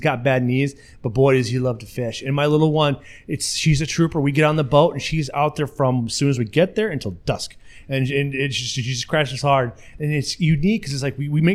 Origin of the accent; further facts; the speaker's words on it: La Crosse, Wisconsin, United States; I'm from La Crosse, so I'm able to go to Grand Nance Bluff